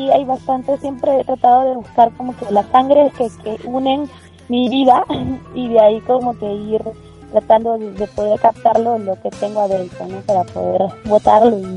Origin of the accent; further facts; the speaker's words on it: Majes, Arequipa, Peru; now in Lima, Peru; yo soy una cantante que nací en Arequipa, eh, me crié, digamos, en un pueblo que se llama Majes, que está como que a tres horas de Arequipa